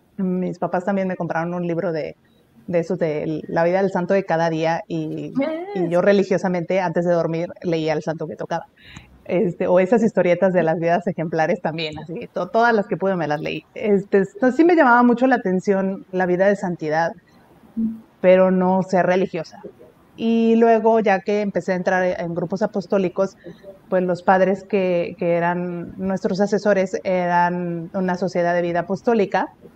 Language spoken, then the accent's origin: Spanish; Puebla, Mexico; moved away as an adult; also born or lived in Tampico, Tamaulipas; now in Monterrey, Mexico; soy de, soy de Puebla, aunque nací en Tamaulipas, ¿verdad? Yo nací en Tampico